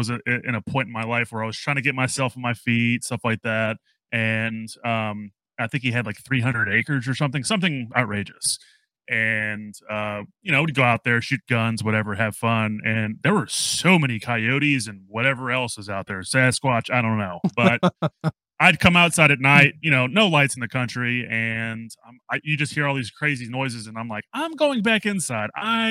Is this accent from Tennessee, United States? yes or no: yes; Tennessee, United States; Celina is definitely a lot smaller than the city that I grew up in Tennessee, but it was still super cool.